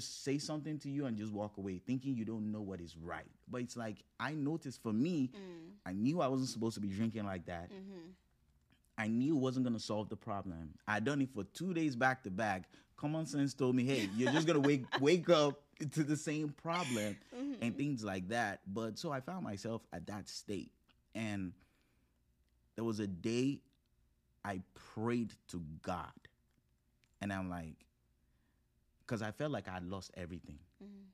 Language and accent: English; Nigeria; moved away; also born or lived in Morgantown, West Virginia, United States; growing up with African roots, growing up in Nigeria, not just being Nigerian, but, like, really growing up in Nigeria